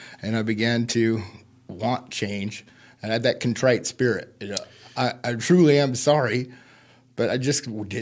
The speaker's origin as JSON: {"language": "English", "region": "California", "country": "United States", "tie": "born or raised there", "moved": "yes", "lives_now": "Grants Pass, United States", "said": "I'm originally from California, and I was raised in a upper middle class house, loving parents."}